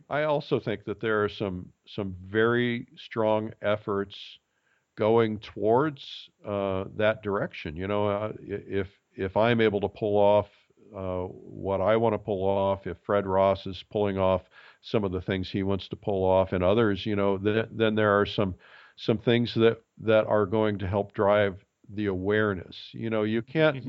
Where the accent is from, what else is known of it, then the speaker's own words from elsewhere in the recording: Fort Wayne, Indiana, United States; I grew up in Fort Wayne, Indiana